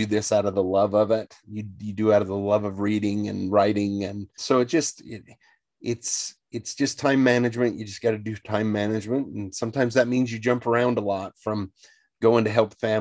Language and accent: English; Northern Utah, United States; I grew up in Northern Utah near the wilderness